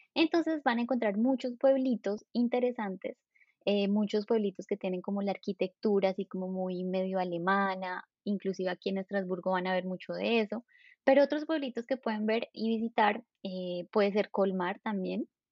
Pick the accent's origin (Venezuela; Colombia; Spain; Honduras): Colombia; moved away as an adult; also born or lived in southern France; now in Strasbourg, France; soy colombiana. Hace cinco años que estoy en Francia